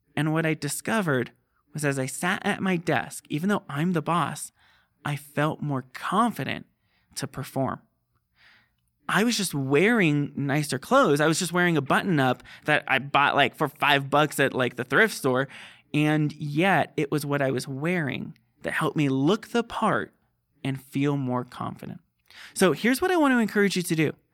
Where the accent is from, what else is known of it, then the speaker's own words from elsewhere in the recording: Southern California, United States; moved away; I grew up in Southern California near the beach